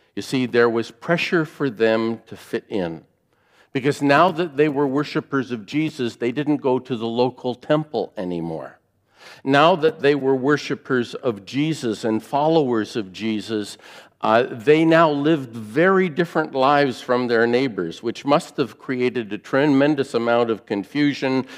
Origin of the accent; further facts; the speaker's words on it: near Fort Erie, Ontario, Canada; I grew up near Fort Erie, and so I grew up on American television.